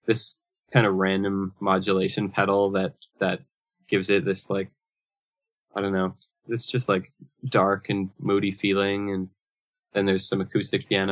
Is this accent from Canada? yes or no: yes; Brandon, Manitoba, Canada; now in Winnipeg, Canada; both grew up in a city a couple hours west of where we live now. We're both from Brandon, Manitoba, originally